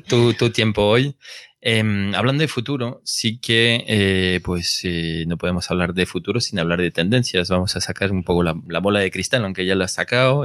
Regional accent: Villalba de los Alcores, Castile and León, Spain; also born or lived in Brazil / France; now in Madrid, Spain; yo de un pueblo que se llama Villalba Los Alcores, después de Bucientes, eh, y Gales, por esta zona

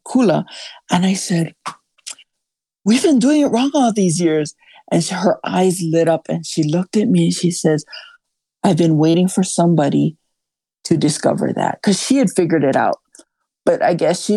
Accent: Kauai, Hawaii, United States; my hometown on Kauai

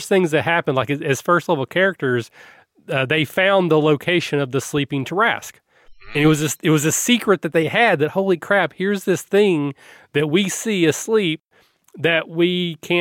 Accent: Kentucky, United States; I'm from Kentucky

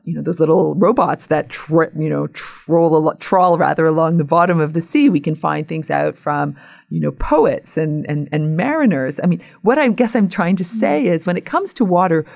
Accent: Hamilton, Ontario, Canada; my hometown in Hamilton, Ontario

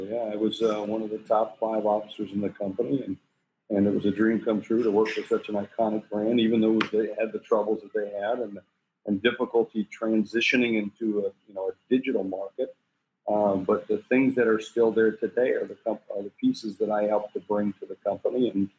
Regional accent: South Dakota, United States; also born or lived in various US states; Yeah, I'm from South Dakota. I'm a place that most people only know on a map. I grew up in a military family. My father was in the military. We lived all over the U.S. and we finally settled in South Dakota a couple times.

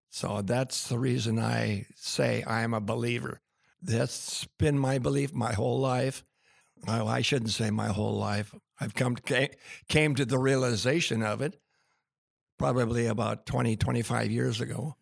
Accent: Tacoma, Washington, United States; I was born in Tacoma General Hospital

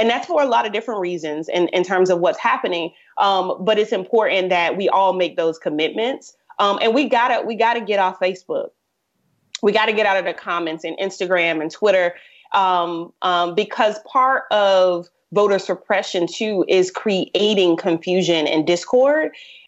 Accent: Tampa, Florida, United States; from Tampa Bay, born and bred.

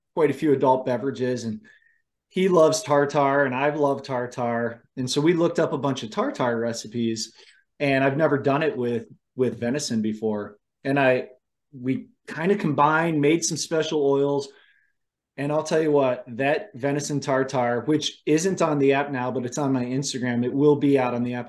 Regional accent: Ohio, United States; moved away; I grew up in Ohio. My family still lives, you know, outside of Cleveland

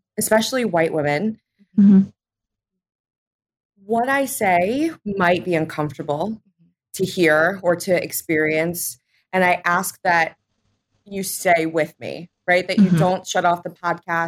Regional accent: New Jersey, United States; I grew up in New Jersey.

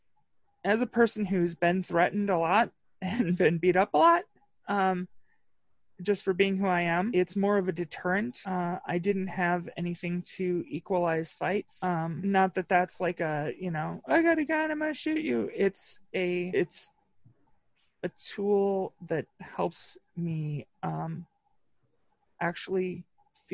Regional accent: Northwest Indiana, United States; I was raised in Northwest Indiana

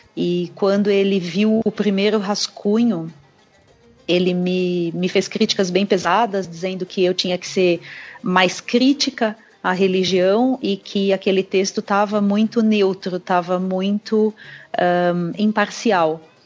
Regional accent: São Paulo, Brazil; Eu sou nascida e criada em São Paulo

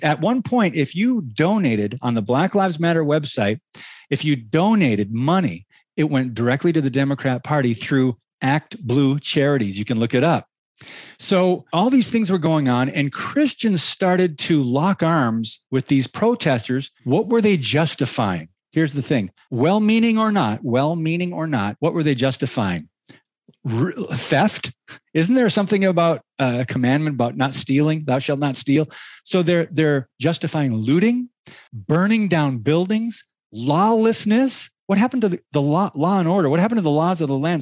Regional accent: Michigan, United States; moved away; also born or lived in Southern California; I grew up in Michigan, then moved out to California

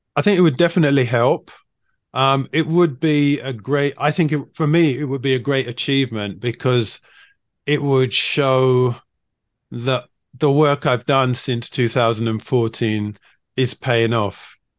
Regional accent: London, United Kingdom; moved away as an adult; also born or lived in China; I grew up in London

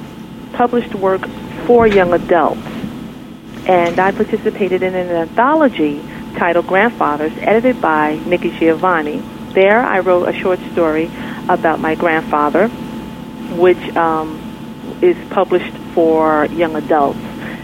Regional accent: New York City, New York, United States; also born or lived in Brooklyn, New York; Well, actually, I am a Queens girl. I was born and raised in Queens, New York, and about 6 years ago, I moved to Brooklyn, New York

